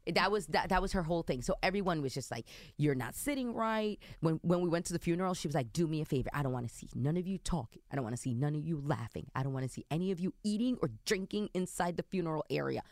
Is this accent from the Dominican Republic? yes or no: yes; Dominican Republic; i identify as as an Afro Dominican